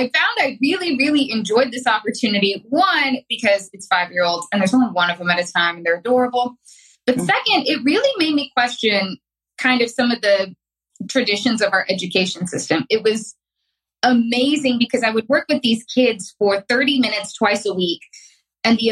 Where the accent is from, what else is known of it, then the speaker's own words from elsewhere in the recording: Arkansas, United States; I'm an Arkansas native. I have lived here my entire life.